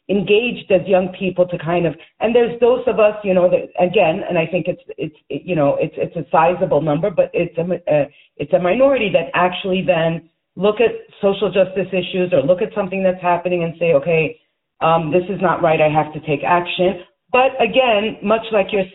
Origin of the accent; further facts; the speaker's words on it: United States; I was raised in the United States